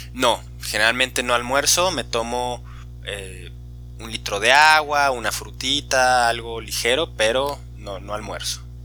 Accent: Guadalajara, Jalisco, Mexico; en México, en mi región

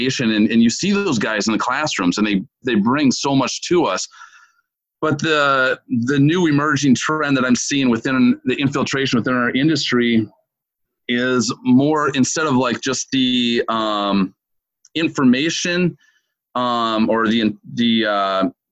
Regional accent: Minneapolis, Minnesota, United States; moved away as an adult; now in Fort Myers, United States; I'm originally from Minneapolis, Minnesota, and currently for the last 13 years have lived down here in Southwest Florida

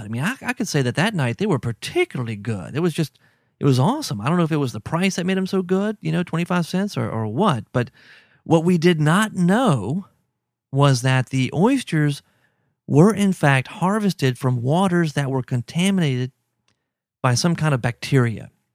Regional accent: Baton Rouge, Louisiana, United States; I grew up in Baton Rouge, so oysters were always everywhere.

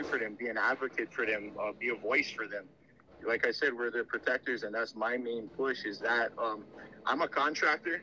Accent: Maui, Hawaii, United States; born and raised on Maui

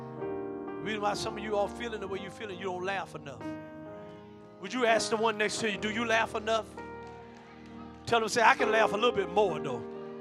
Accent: New York, United States; I don't care if you come from New York, and you know I'm from New York, and you know we talk like this

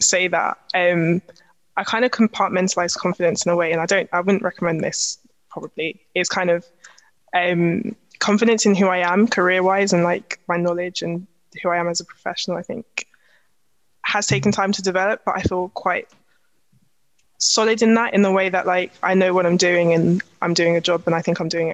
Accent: London, United Kingdom; accent: Cockney; I'm from East London, but I'm not going to come in with my Cockney slang

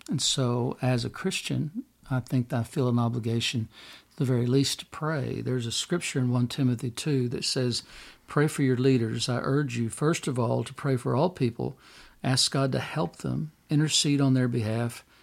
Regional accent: United States; me as an American

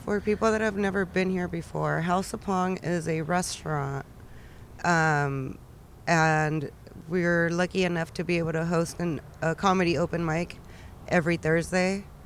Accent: Pomona, California, United States; I was actually born and raised in Pomona

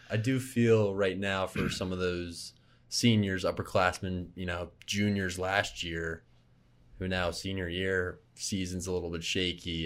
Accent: Philadelphia, Pennsylvania, United States; moved away; Philly, my hometown

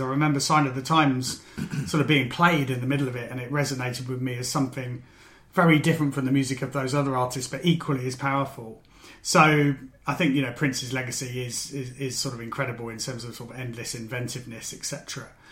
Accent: Maidenhead, South East England, United Kingdom; in Maidenhead, my hometown.

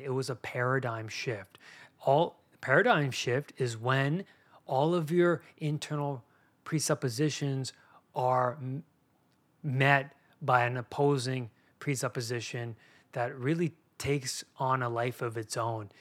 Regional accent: Canada; I grew up in Canada

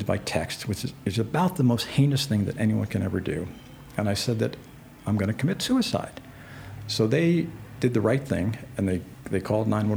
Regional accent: New York, United States; I'm from New York.

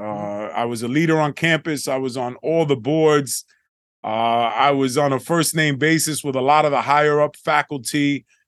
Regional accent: New York City, New York, United States; growing up in the Bronx and in the projects

